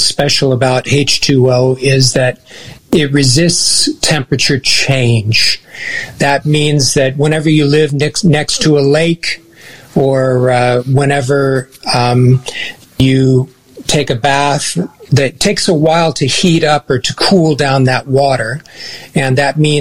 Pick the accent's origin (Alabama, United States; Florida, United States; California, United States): California, United States; Southern; moved away as an adult; now in Kurrajong, Australia; Originally from Southern California, and moved here in 2005